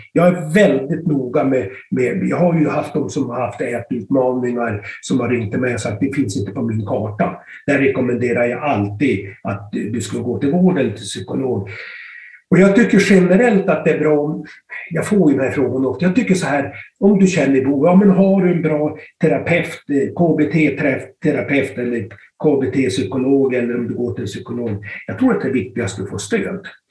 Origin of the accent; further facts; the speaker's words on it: Styrnäset, opposite Kramfors airport, Västernorrland County, Sweden; Jag är uppväxt i Styrnäsen, i Djuped rättare sagt, mitt emot Kramfors flygplats.